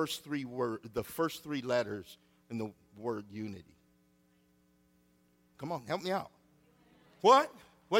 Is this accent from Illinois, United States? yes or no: yes; Freeport, Illinois, United States; I grew up on Madison Street in Freeport, Illinois.